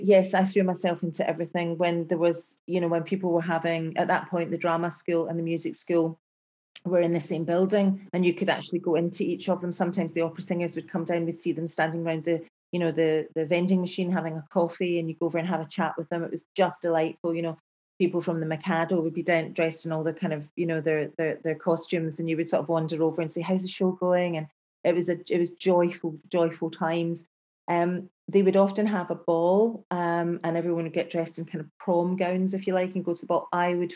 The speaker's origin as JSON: {"language": "English", "town": "Glasgow", "region": "Scotland", "country": "United Kingdom", "said": "I'm from Glasgow. You know, that's kind of how I feel in my life. I am from Glasgow. I am from, like, the best city in the world, because you can't kid a kidder in Glasgow."}